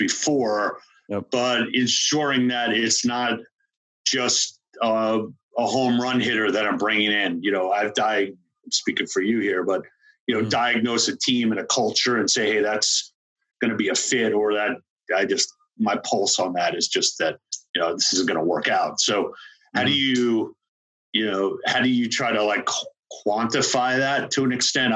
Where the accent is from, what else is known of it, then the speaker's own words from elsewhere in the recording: Long Island, New York, United States; I'm from Long Island.